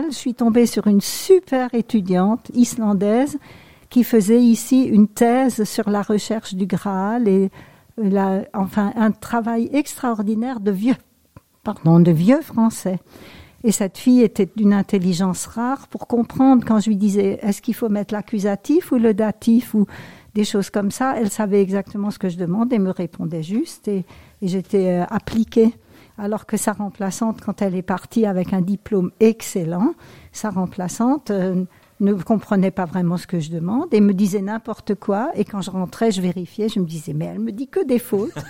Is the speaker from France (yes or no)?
yes; Grand Est, France; accent: Alsatian; Oui, bon, euh, avec mon petit accent alsacien peut-être.